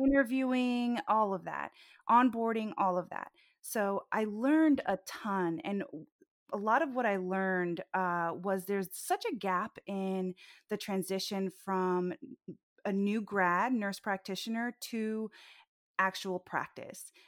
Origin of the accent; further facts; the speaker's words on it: Orlando, Florida, United States; I was born in Orlando